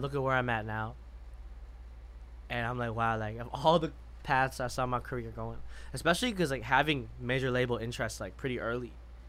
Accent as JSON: {"language": "English", "town": "Madison", "region": "Wisconsin", "country": "United States", "tie": "born or raised there", "moved": "yes", "said": "growing up in Madison."}